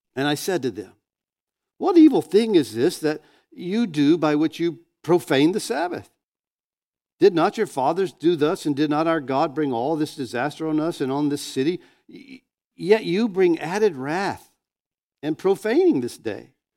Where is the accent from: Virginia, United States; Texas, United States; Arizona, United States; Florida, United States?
Florida, United States; Northwest; I grew up in Northwest Florida. This is my hometown